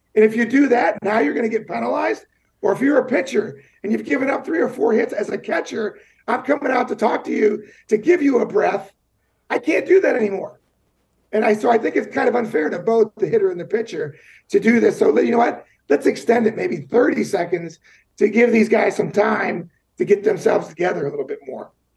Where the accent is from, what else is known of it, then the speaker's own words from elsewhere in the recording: Cincinnati, Ohio, United States; me growing up in Cincinnati, Ohio